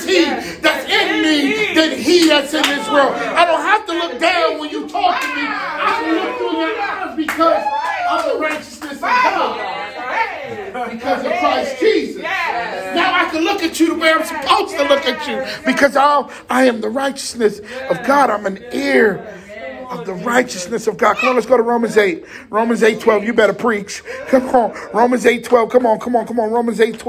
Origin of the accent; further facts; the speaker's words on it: Jersey City, New Jersey, United States; I'm from Jersey City